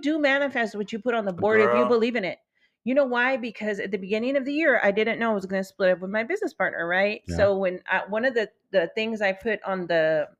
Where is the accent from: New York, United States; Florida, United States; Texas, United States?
Texas, United States; West; I grew up in West Texas and, you know, there's just a Dairy Queen and, you know, I lived around all white people and I was always like, you know, this Mexican girl in the middle of everybody.